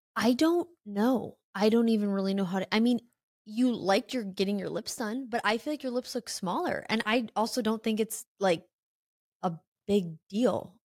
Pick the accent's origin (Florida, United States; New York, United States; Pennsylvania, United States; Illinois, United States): Illinois, United States; moved away as an adult; I'm from Illinois, um, I, I got out right after high school, like, my hometown isn't something I love